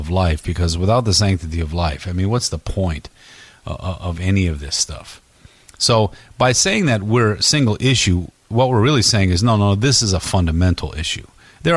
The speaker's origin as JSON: {"language": "English", "town": "Detroit", "region": "Michigan", "country": "United States", "tie": "born or raised there", "said": "I grew up in Detroit"}